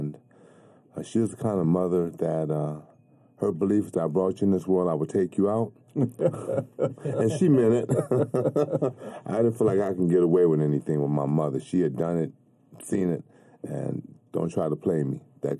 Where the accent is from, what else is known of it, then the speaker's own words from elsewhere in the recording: Los Angeles, California, United States; I grew up in Watts, and that's a place where you can't mince words